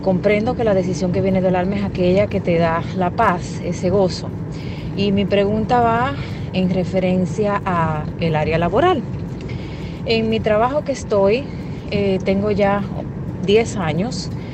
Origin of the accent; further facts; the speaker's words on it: Dominican Republic; now in New Jersey, United States; Soy dominicana, y vivo acá en New Jersey. Tengo ya más de 20 años viviendo acá.